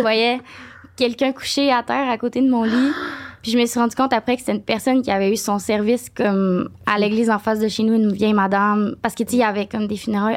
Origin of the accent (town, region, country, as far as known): Saint-Honoré, Quebec, Canada; born or raised there